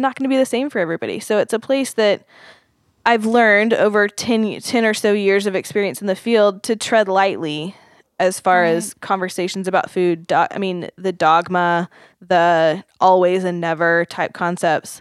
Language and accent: English; Oklahoma, United States; I grew up in Oklahoma